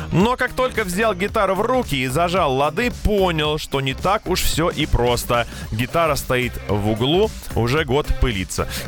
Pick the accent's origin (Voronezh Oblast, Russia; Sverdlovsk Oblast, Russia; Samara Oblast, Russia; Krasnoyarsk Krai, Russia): Sverdlovsk Oblast, Russia; Yekaterinburg; Когда давным-давно устраивался в такси в родном городе Екатеринбурге, думал, что неплохо знаю город.